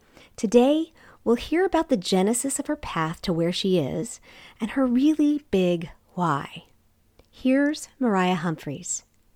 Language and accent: English; South Korea; I mean, because you're not American, and I grew up in Korea, so you're not Korean.